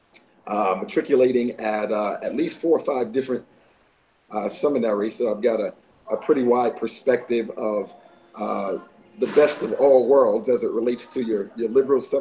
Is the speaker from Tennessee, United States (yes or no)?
no; Clearwater, Florida, United States; also born or lived in Queens, New York; I'm originally from Queens, New York, and grew up in Clearwater, Florida